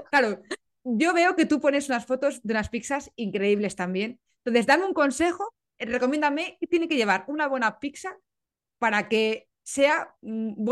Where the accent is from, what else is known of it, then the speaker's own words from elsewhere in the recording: Italy; claro, digo, como italiana tengo que preguntarte esto